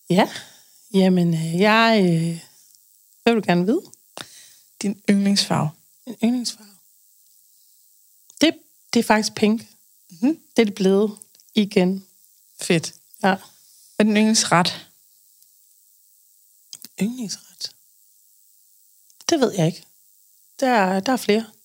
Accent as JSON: {"language": "Danish", "town": "Aarhus", "region": "Central Denmark Region", "country": "Denmark", "tie": "born or raised there", "also_born_or_lived": "Aalborg", "moved": "as an adult", "lives_now": "Odder, Denmark", "said": "Aarhus mm. oprindeligt. Jeg øh, har boet der det meste af mit liv. Så har jeg lige været oppe og runde Aalborg og bor i Odder nu."}